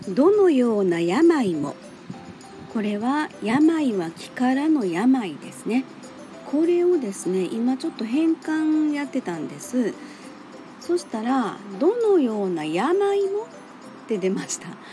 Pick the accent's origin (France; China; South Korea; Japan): Japan; Kansai; 私生粋の関西人からしましてですね